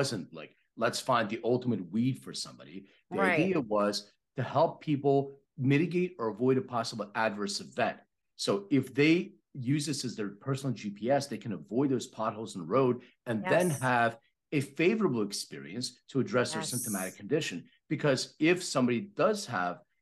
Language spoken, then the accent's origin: English; Philadelphia, Pennsylvania, United States; moved away; I'm from Philadelphia originally.